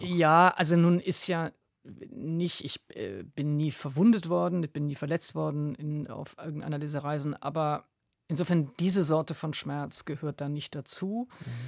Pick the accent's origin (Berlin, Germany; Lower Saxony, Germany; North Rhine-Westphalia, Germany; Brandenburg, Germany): North Rhine-Westphalia, Germany; Wuppertal; also born or lived in Mülheim an der Ruhr; ich bin im Ruhrgebiet geboren, aber dann äh, zunächst in Wuppertal. Also äh, Mülheim-Ruhr ist mein mhm. Geburtsort